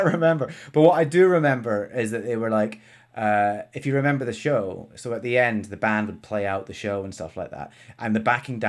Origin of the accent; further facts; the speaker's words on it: Scotland, United Kingdom; now in England; I'm Scottish, mate. Yeah, I know. I don't sound it.